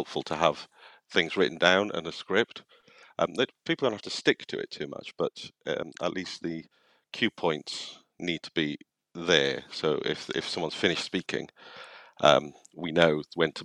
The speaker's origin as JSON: {"language": "English", "region": "Wales", "country": "United Kingdom", "tie": "born or raised there", "moved": "yes", "said": "growing up in Wales, having quite a lot of drama and the Eisteddfods and performing"}